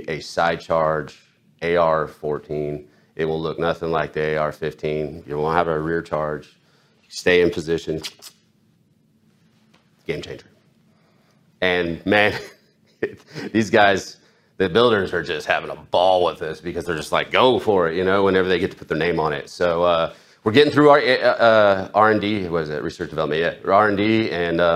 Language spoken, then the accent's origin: English; Illinois, United States; also born or lived in California; now in South Carolina, United States; I grew up in Illinois, and I lived in California until I moved to South Carolina